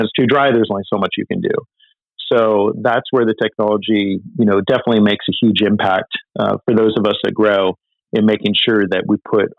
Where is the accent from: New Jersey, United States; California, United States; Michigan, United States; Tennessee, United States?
California, United States; Northern; I grew up in Northern California